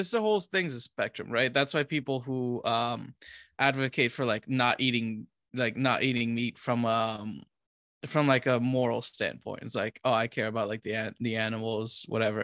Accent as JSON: {"language": "English", "country": "Romania", "said": "I'm from Romania"}